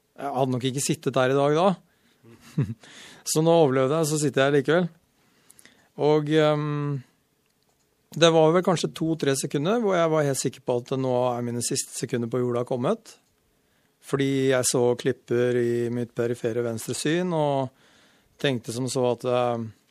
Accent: Sarpsborg, Østfold, Norway; now in Stryn, Norway; jeg er født i Sarp. Oppvokst rett utafor Sarp. Og uh, Sarpsborg

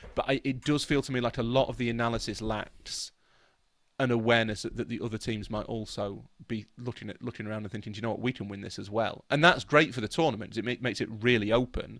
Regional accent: England, United Kingdom; we're all British

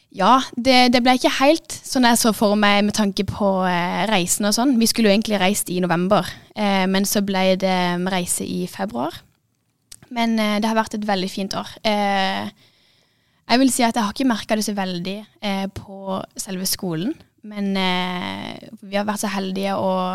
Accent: Kristiansand, Agder, Norway; jeg kommer fra Norge. Eh, fra Kristiansand, faktisk.

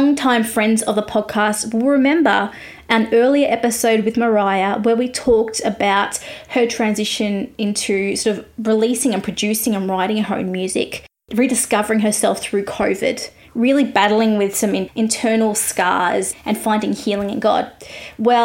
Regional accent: Australia; I'm an Aussie music journalist

